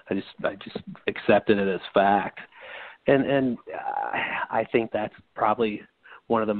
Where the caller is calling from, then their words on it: St. Louis, Missouri, United States; Hey, man, it's … from St. Louis, Missouri.